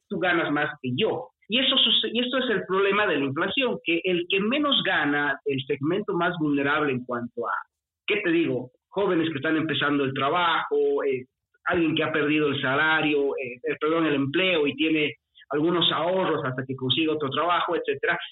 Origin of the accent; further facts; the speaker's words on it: Bolivia; Tú y yo somos de, de Bolivia, somos de la misma ciudad